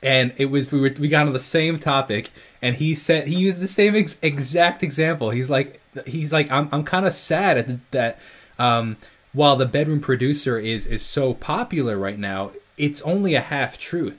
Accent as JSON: {"language": "English", "town": "Northport", "region": "New York", "country": "United States", "said": "I'm from New York, Long Island"}